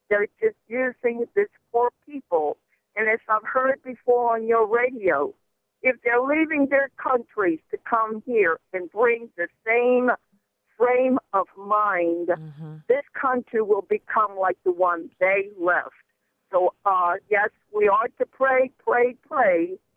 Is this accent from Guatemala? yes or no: yes; Guatemala; born there; moved away; I am Spanish. I was born in Guatemala, Central America, 74 years ago.